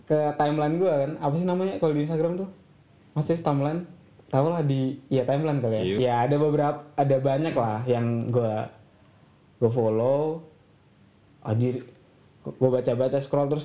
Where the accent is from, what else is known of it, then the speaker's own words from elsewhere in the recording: East Java, Indonesia; kalau gue dari Jawa Timur nih